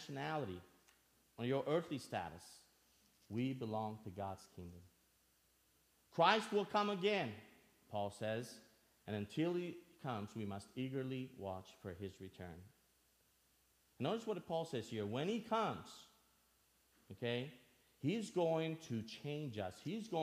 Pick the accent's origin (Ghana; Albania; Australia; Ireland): Albania; now in United States; I'm originally from Albania. For those of you that don't know me, I grew up in Albania and moved to the States in 1996